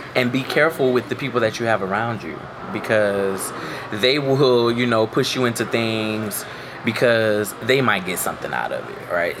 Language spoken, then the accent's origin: English; Florida, United States; I'm from Florida